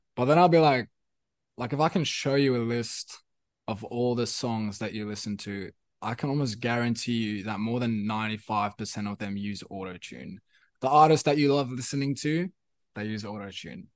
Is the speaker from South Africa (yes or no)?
yes; South Africa; first language Afrikaans; English is a second language; now in Sydney, Australia; thinking in Afrikaans, which was my, which is my first language